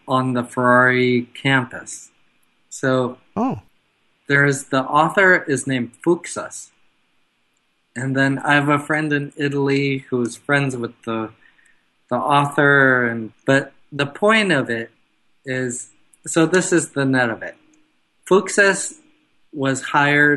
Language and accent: English; Denmark; My background is Danish. I'm from Denmark.